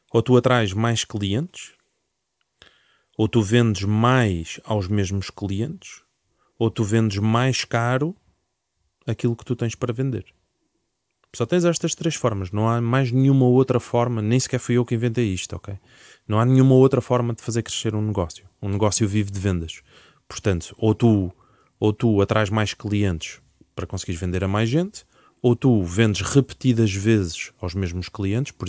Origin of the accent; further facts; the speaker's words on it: Alentejo, Portugal; now in Lisbon, Portugal; eu venho do Alentejo